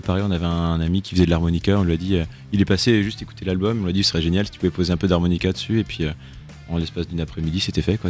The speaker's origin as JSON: {"language": "French", "town": "Douarnenez", "region": "Brittany", "country": "France", "said": "On vient de Douarnenez dans le Finistère"}